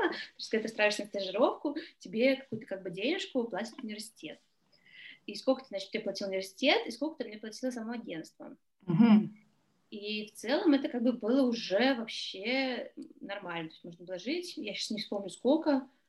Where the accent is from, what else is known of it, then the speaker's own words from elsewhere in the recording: Russia; moved away; я приехала из России